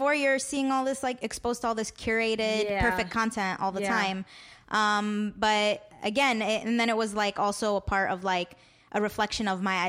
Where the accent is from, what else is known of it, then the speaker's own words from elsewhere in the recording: Chicago, Illinois, United States; I grew up around the West Lawn, Marquette Park area. 63rd was a constant in our lives.